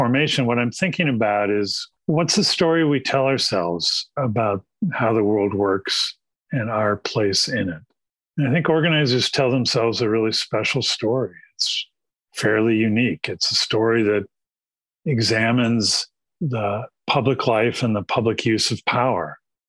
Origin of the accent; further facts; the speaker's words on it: Midwest, United States; When I grew up in the Midwest, we moved around a lot.